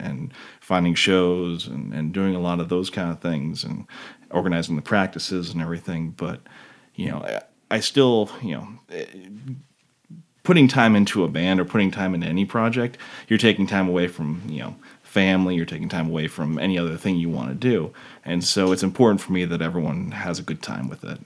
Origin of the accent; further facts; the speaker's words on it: McCall, Idaho, United States; We grew up together in McCall